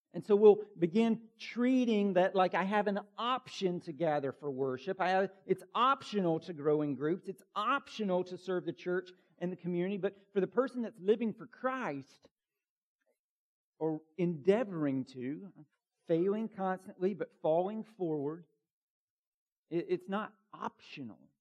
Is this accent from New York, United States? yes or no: no; Bartow County, Georgia, United States; I grew up in Bartow County, Georgia